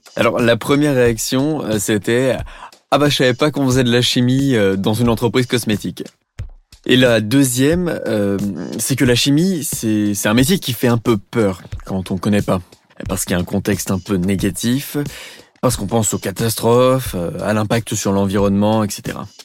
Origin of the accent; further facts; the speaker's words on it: Beaujolais, Auvergne-Rhône-Alpes, France; also born or lived in Compiègne; Je suis né à Compiègne et j'ai grandi dans le Beaujolais